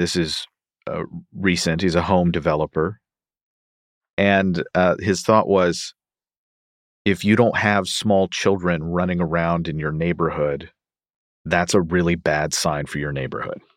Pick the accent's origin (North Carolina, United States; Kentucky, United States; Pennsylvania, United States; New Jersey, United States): Kentucky, United States; Louisville; I consider Louisville, Kentucky, my hometown